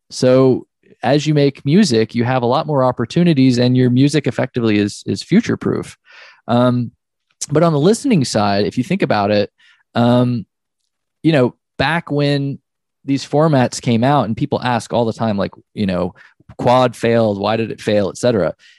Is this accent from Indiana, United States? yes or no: no; Oklahoma, United States; I was born in Oklahoma